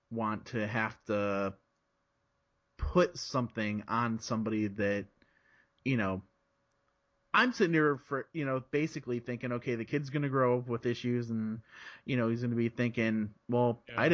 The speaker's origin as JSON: {"language": "English", "town": "Chicago", "region": "Illinois", "country": "United States", "tie": "born or raised there", "also_born_or_lived": "South Florida, United States", "said": "I was I was born in South Florida. Okay. And my family moved to Chicago when I was like three."}